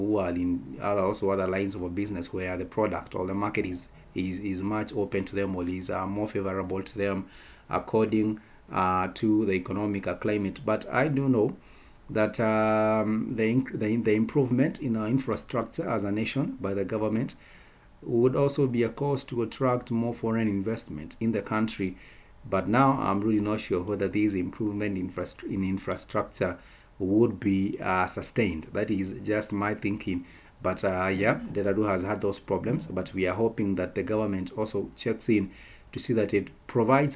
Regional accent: Kenya; as a Kenyan people

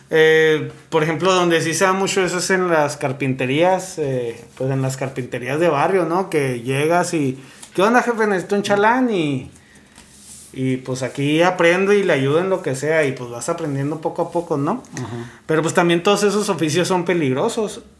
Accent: Monterrey, Nuevo León, Mexico; Para decir, hey, yo soy de Monterrey

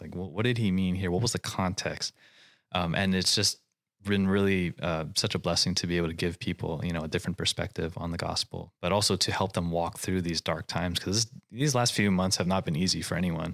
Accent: Hawaii, United States; moved away as an adult; now in California, United States; I grew up in Hawaii, and I came out here to California to go to school

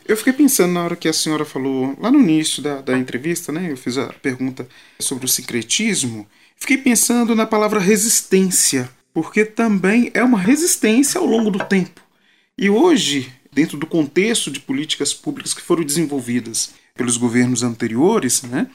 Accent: João Monlevade, Minas Gerais, Brazil; João Molevade, que é minha cidade natal.

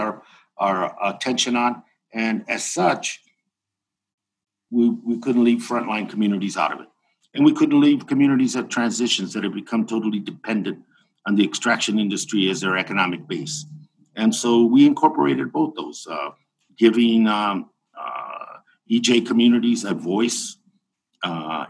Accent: Tucson, Arizona, United States; here in my hometown of Tucson, Arizona

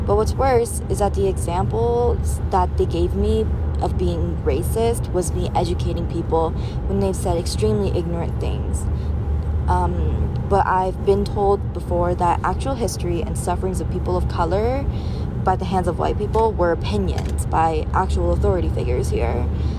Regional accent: San Diego, California, United States; born there; also born or lived in China / Los Angeles / Taipei; now in Utah, United States; I was born in San Diego, California, lived in China for 10 years, Los Angeles for 4 years, Taipei for about a year, and now Utah for a year.

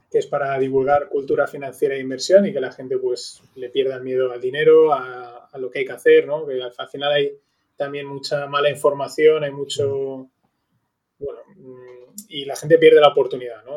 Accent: Valencian Community, Spain; donde somos, de Valencia

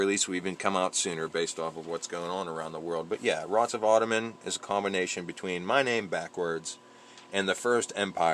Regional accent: Pittsburgh, Pennsylvania, United States; accent: Pittsburgh; my Pittsburgh accent

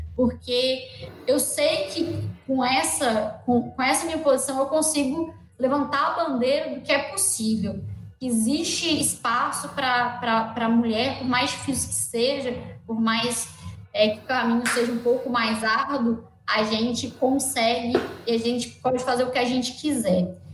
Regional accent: northern Minas Gerais, Brazil; sou é, do norte de Minas

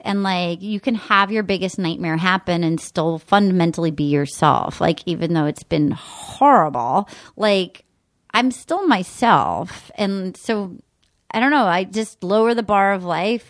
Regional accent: Rhode Island, United States; moved away; I grew up in a tiny town of Rhode Island with, like, a general store.

